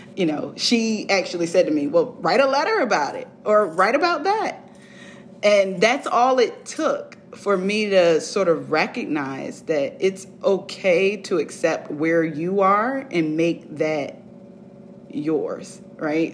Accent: Virginia Beach, Virginia, United States; I grew up in Virginia Beach

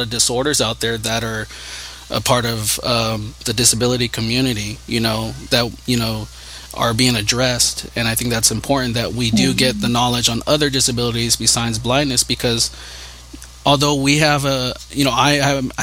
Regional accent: California, United States; I'm from California

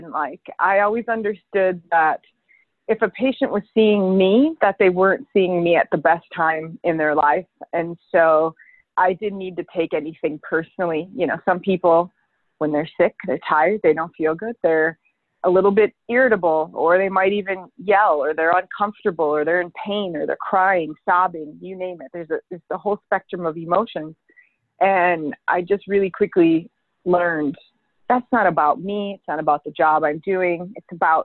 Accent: Winona, Minnesota, United States; now in Chicago, United States; I grew up in Minnesota in a small town along the Mississippi River, actually. It's very beautiful. It's called Winona.

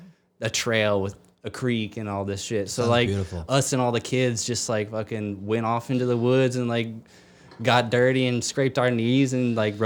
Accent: Maryland, United States; I just like if that hadn't happened growing up in Maryland, like I wouldn't have had the opportunities musically.

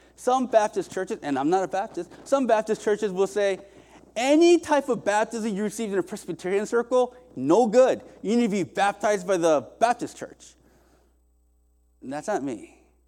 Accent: South Korea; moved away; also born or lived in Indiana, United States; I was raised in Korea in, by way of Indiana to here

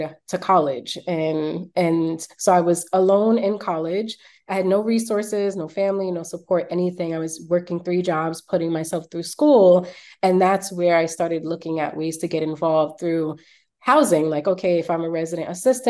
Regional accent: New York City, New York, United States; growing up in Brooklyn in Flatbush

